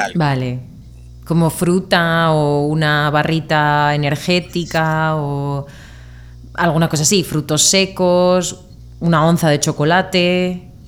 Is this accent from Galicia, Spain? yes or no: no; Murcia, Region of Murcia, Spain; de España